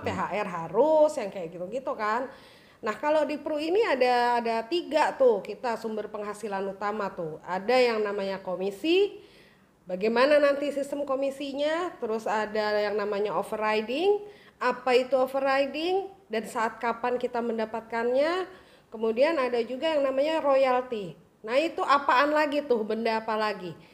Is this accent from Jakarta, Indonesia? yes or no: yes; Jakarta, Indonesia; kita lahir besar ya, lahir besar di Jakarta